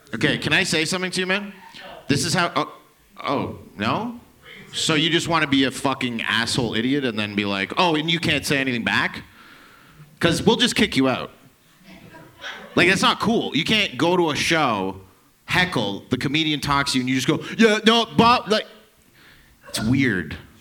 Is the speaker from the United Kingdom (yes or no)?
no; Toronto, Ontario, Canada; I'm from downtown Toronto, actual Toronto